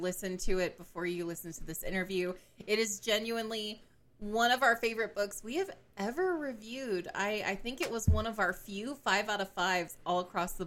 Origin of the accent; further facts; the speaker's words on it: Atlanta, Georgia, United States; accent: Southern; I'm bougie city Atlanta Southern